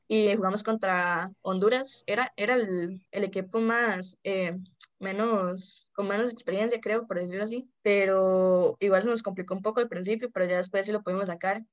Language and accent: Spanish; San Ramón, Alajuela, Costa Rica; also born or lived in San José; toda mi vida he vivido aquí